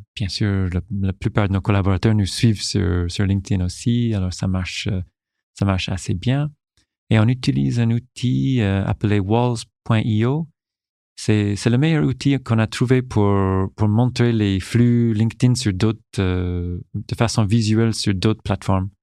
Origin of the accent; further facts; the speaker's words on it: Newfoundland and Labrador, Canada; French is a second language; moved away as an adult; now in France; j'ai fait vraiment ma, ma, jeunesse et toutes mes, toutes mes études jusqu'à l'université au Canada, à Terre-Neuve